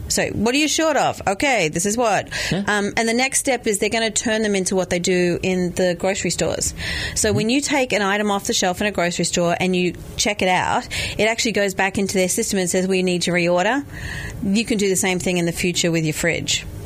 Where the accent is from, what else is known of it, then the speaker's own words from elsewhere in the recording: Australia; moved away; because I'm Australian